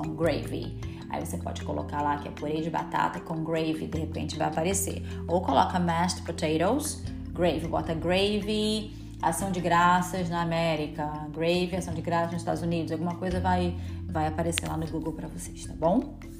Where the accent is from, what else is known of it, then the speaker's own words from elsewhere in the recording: Rio de Janeiro, Brazil; now in United States; eu sou do Rio de Janeiro